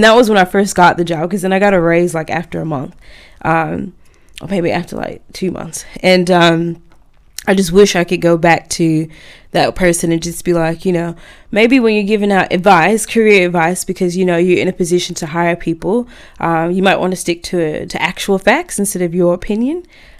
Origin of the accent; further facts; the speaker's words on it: Australia; now in Auckland, New Zealand; And I'm like, look, I came from Australia. This is my salary here.